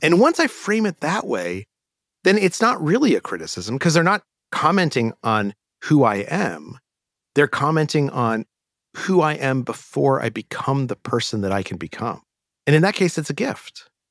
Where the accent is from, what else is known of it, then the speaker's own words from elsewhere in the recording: Albuquerque, New Mexico, United States; moved away; I grew up in Albuquerque, New Mexico.